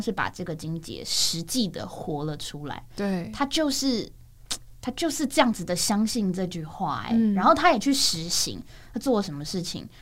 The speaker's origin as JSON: {"language": "Chinese", "town": "Banqiao", "region": "New Taipei City", "country": "Taiwan", "tie": "born or raised there", "said": "因为我自己从小就在新北市，在板桥"}